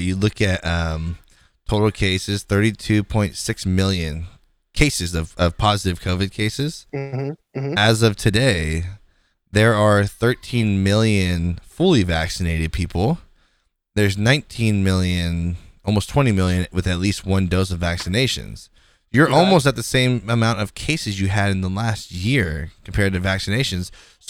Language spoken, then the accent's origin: English; the South, United States; I'm from the South, motherfucker. We have bugs more dangerous than this.